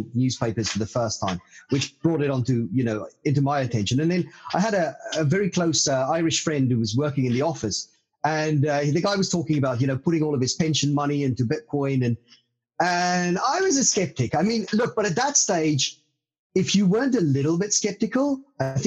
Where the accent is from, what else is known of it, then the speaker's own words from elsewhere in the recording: South Africa; now in London, United Kingdom; I grew up a stone's throw away from the South African gold fields in central South Africa